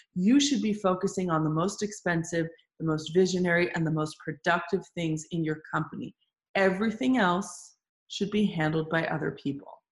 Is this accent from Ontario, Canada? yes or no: yes; Toronto, Ontario, Canada; we still have our boutique cleaning service running in Toronto, which is my hometown.